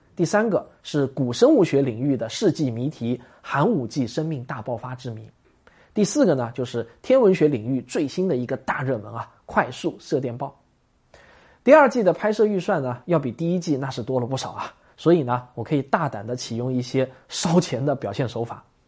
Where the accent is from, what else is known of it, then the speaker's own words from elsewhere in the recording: China; 我们中国人